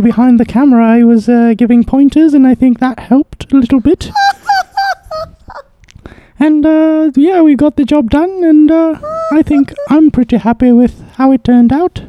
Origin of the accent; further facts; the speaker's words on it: London, United Kingdom; I'm actually from London, you see. This is what I sound like.